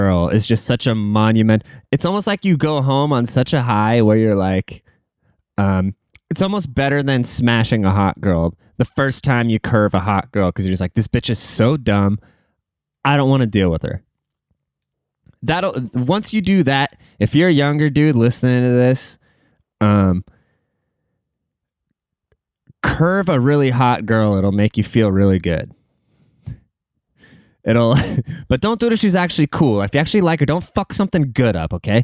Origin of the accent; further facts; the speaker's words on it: Seattle, Washington, United States; The Seattle Mariners, my hometown baseball team